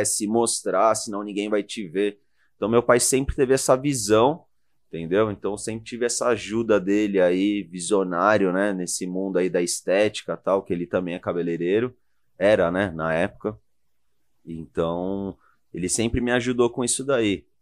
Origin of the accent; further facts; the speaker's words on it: São Paulo, Brazil; Eu sou de Moema.